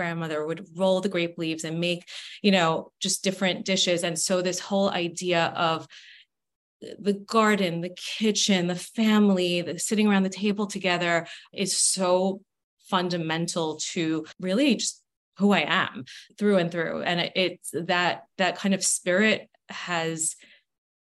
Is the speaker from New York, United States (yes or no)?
yes; New York City, New York, United States; also born or lived in Manhattan, New York; born and raised in Brooklyn, New York. Now I'm based in Manhattan, but not too far from home